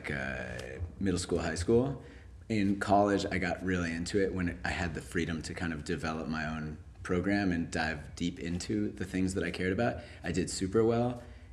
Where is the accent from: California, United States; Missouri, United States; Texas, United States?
California, United States; moved away as an adult; also born or lived in Jerusalem, Israel / Massachusetts; now in New York, United States; 2 months old, I came into the US, lived in Massachusetts for the first 7 years, and then California for the rest of my life till I came to New York